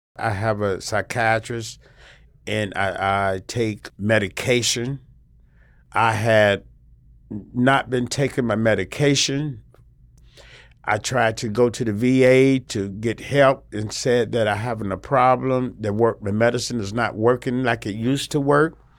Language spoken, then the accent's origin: English; Salisbury, North Carolina, United States; I'm from Salisbury, North Carolina